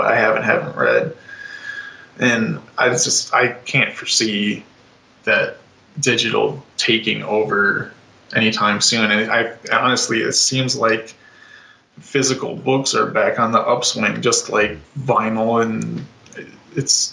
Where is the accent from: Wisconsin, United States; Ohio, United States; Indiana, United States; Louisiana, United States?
Ohio, United States; moved away; also born or lived in Chicago area, Illinois; my hometown in Ohio